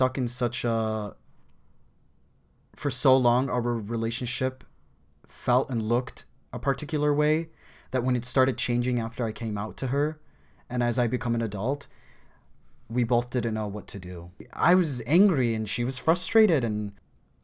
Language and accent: English; United States; I grew up in America. I grew up here. We immigrated here when I was 5 years old